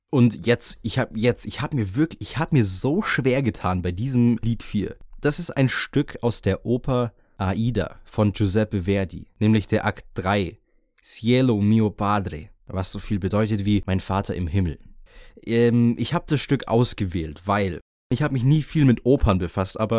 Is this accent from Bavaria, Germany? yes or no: yes; Bavaria, Germany; Für mich als Bayer ist es wirklich undenkbar, eine Zeit zu durchleben, in der Alkohol illegal ist.